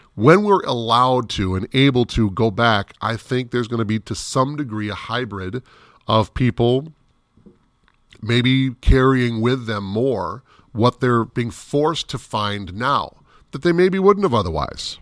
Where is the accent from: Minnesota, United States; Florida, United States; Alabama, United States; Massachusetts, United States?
Minnesota, United States; Minneapolis–Saint Paul; I grew up in the Twin Cities